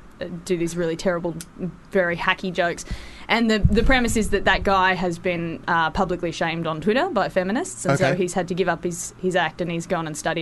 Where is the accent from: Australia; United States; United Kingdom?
Australia; also born or lived in Sydney; I'm from Australia.